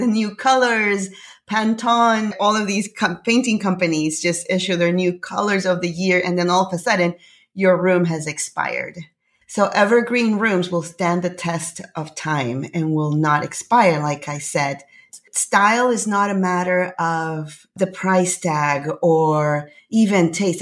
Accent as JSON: {"language": "English", "country": "Panama", "moved": "yes", "lives_now": "Canada", "said": "I'm from Panama, actually. I'm originally from Panama. I live in Canada"}